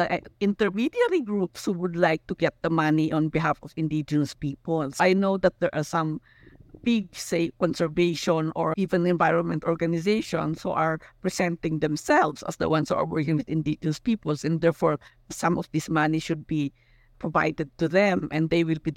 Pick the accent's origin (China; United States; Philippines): Philippines; Besao, Cordillera Administrative Region; I come from Busao, no, and we are Kankanaoy